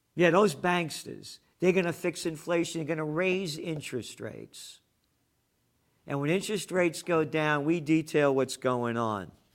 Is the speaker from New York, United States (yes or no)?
yes; New York City, New York, United States; I'm a Napolitano, born in the Bronx.